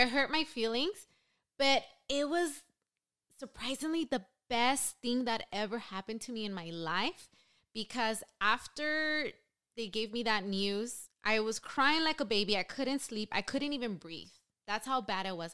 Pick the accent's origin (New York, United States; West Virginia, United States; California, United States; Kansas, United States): California, United States; Los Angeles; also born or lived in San Diego; Born and raised in East L A.